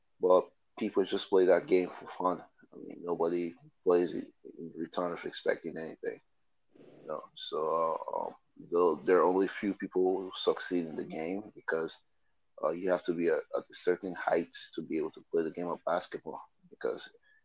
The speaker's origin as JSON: {"language": "English", "region": "Delta", "country": "Nigeria", "moved": "yes", "lives_now": "United States", "said": "I'm from Delta State, Nigeria"}